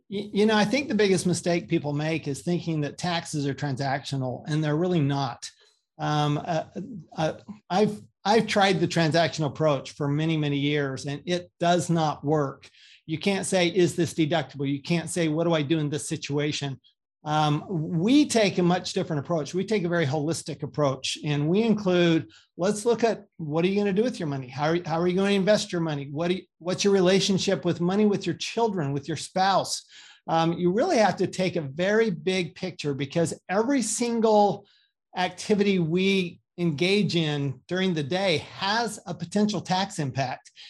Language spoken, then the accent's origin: English; Salt Lake City, Utah, United States; also born or lived in Paris, France / Austin, Texas; I grew up in Salt Lake City, Utah, a good Mormon boy